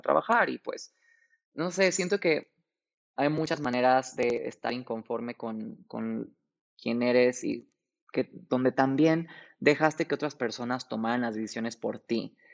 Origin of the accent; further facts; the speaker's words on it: Mexico City, Mexico; tengo 28 años, soy de la Ciudad de México